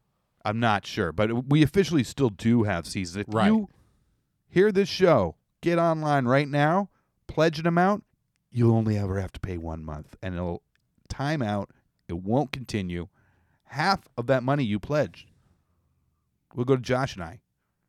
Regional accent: Canada; This is something as a Canadian, you know.

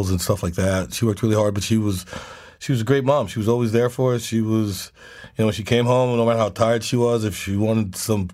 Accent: Charleston, South Carolina, United States; also born or lived in Nashville; I love people in my hometown, and I love living there

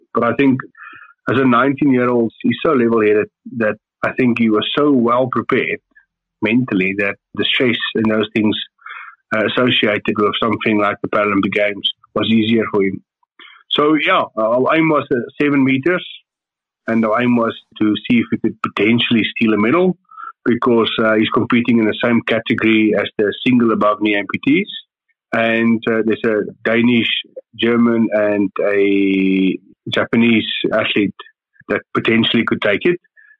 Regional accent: South Africa; And being a South African and seeing what the South African youngsters are doing

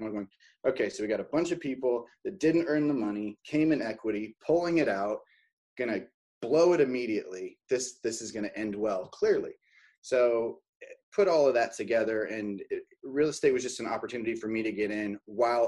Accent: Oregon, United States; born and raised in Oregon, Oregonian

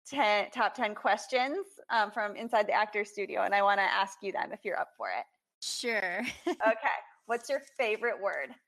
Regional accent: Austin, Texas, United States; I'm from Austin.

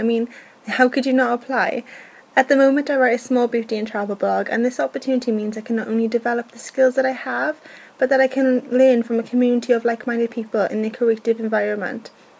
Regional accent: Wales, United Kingdom; I'm from Wales in the UK.

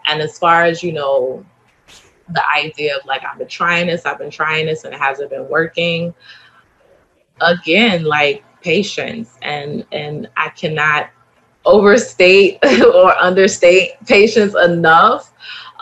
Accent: Baltimore, Maryland, United States; I'm from Baltimore, so I have that hustler

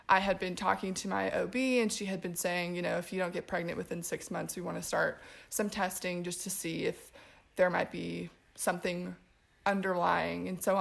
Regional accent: Portland, Oregon, United States; also born or lived in Los Angeles, California; now in Spartanburg, United States; I am originally from Portland, Oregon. I moved out here about 4 years ago

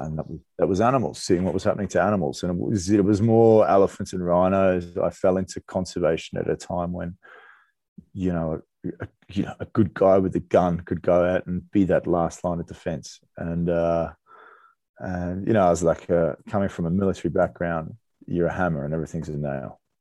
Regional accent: Australia; moved away as an adult; I grew up in Australia

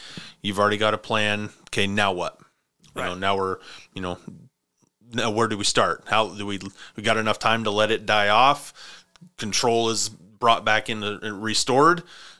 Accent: Montana, United States; now in Spokane, United States; I grew up in Montana. I've got that in my blood.

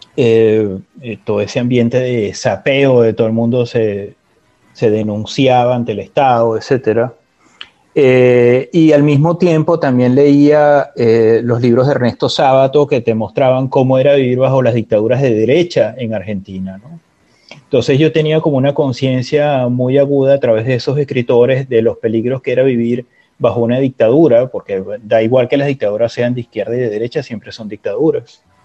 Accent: Valencia, Carabobo, Venezuela; also born or lived in Caracas; Yo crecí en Valencia, yo hice la primaria y el bachillerato en Valencia, hasta que volví a Caracas para ir a la universidad

